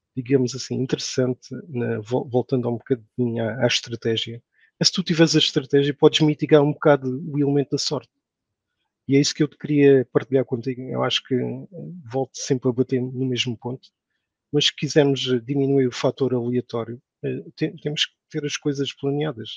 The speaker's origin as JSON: {"language": "Portuguese", "country": "Portugal", "tie": "born or raised there", "moved": "as an adult", "lives_now": "Saudi Arabia", "said": "termos de nascido em Portugal"}